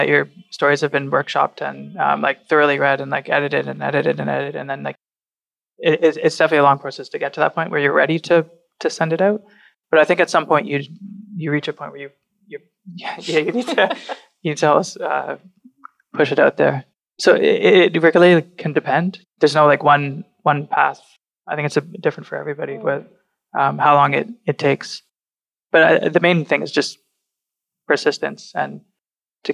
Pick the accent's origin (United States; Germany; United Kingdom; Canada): Canada; Burlington, Ontario; now in Toronto, Canada; Burlington will always be my hometown